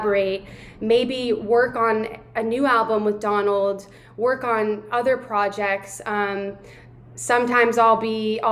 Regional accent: Louisville, Kentucky, United States; moved away; also born or lived in Miami / New York; I'm in Louisville, Kentucky, which is my hometown. It's where I was born and raised

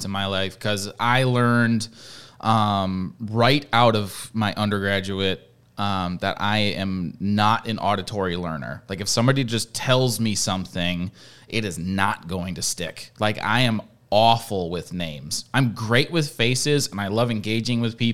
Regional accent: Midwest, United States; I'm from the Midwest. I've lived in the Midwest my whole life

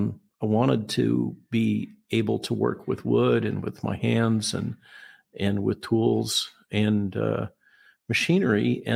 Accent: Goleta, California, United States; The house where I grew up in Goleta was about 4 miles as the crow flies from Ronald Reagan's ranch, just to give some context.

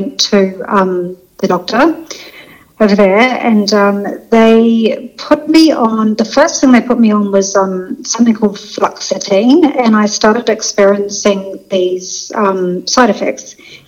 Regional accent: New Zealand; moved away as an adult; also born or lived in London; I'm originally from New Zealand, so I'm a Kiwi, but I was in London for 20 years

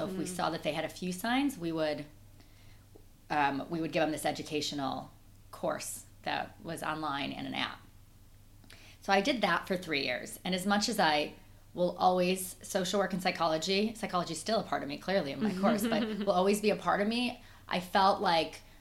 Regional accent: Chicago, Illinois, United States; accent: Midwestern twang; moved away as an adult; also born or lived in Boston / New York; now in London, United Kingdom; I'm originally from Chicago. I'm a Midwesterner, so when you hear that twang, that's why

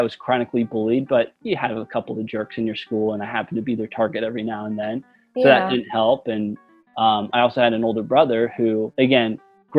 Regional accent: United States; also born or lived in Pennsylvania / New Jersey; I grew up in the North. My parents lived in two separate states. My dad lived in Pennsylvania. My mom lived in New Jersey. And so I'd go back and forth

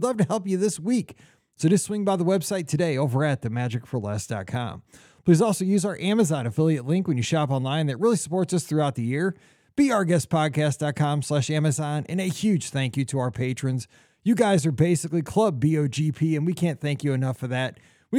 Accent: Missouri, United States; You might think because I'm from Missouri, I'm a Chiefs fan. I'm not.

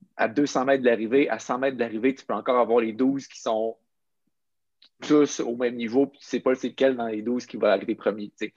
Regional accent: Quebec City, Quebec, Canada; j'ai grandi à Québec, euh, je suis resté à Québec pour mon secondaire, mon cégep, pour mon université

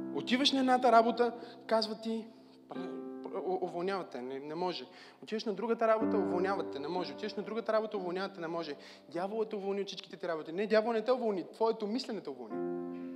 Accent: Bulgaria; аз съм българче.

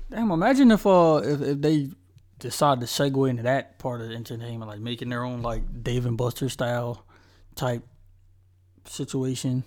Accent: Charlotte, North Carolina, United States; originally I'm from Charlotte

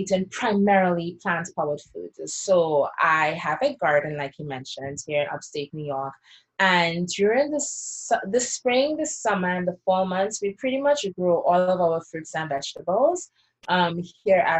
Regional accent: Trinidad & Tobago; now in United States; I was growing up in Trinidad, and even sometimes here in the US when I first came

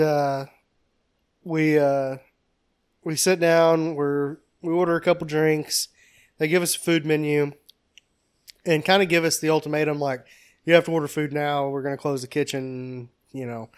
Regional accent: Kentucky, United States; We're from Kentucky.

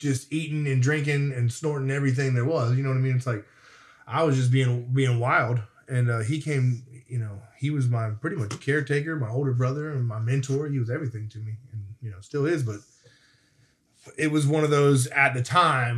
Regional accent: Florida, United States; moved away; also born or lived in Nashville / Murfreesboro; I was young from Florida

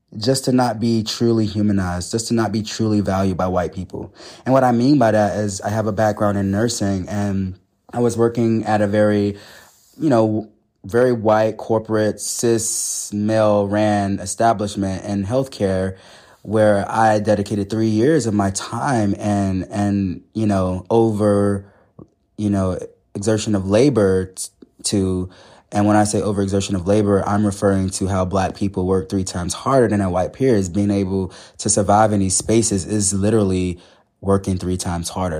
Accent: the South, United States; I grew up in the South

